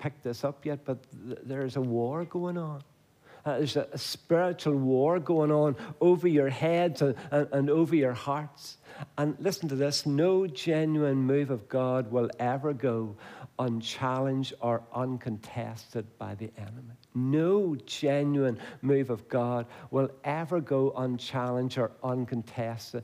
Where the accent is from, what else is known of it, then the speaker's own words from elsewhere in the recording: Banbridge, Northern Ireland, United Kingdom; I come from Banbridge